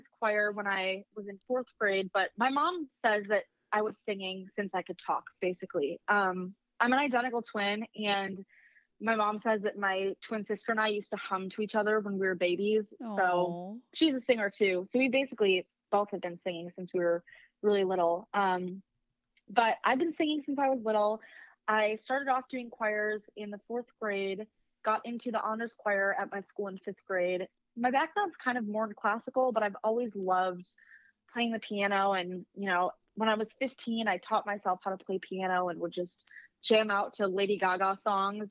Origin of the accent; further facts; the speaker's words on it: Detroit, Michigan, United States; I'm from Detroit